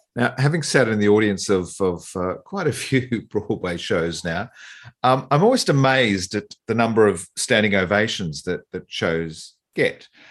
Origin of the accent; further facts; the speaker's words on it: East Coast of Australia, Australia; I'm from the East Coast